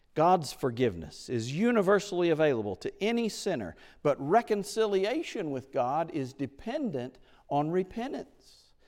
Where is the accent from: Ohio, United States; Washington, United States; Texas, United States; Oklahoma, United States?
Oklahoma, United States; moved away; I was in Oklahoma, in my hometown